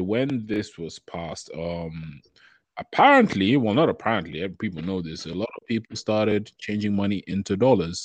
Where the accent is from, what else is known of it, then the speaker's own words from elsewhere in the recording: England, United Kingdom; we grew up in England